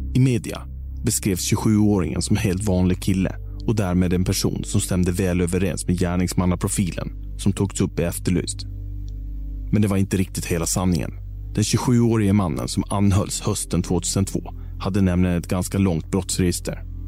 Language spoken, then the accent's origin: Swedish; Visby, Gotland, Sweden; För oss barn som växte upp på Terranova